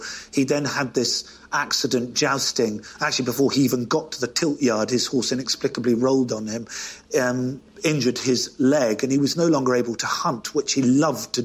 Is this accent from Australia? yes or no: no; United Kingdom; I'm British